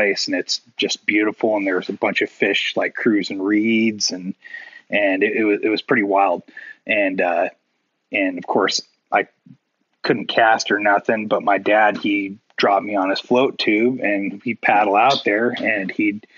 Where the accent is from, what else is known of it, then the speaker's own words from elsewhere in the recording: Issaquah, Washington, United States; also born or lived in Hobart, Washington; I was born in Issaquah, Washington, but kind of like I lived kind of on the outskirts and kind of closer to a place called Hobart, which is more out in the sticks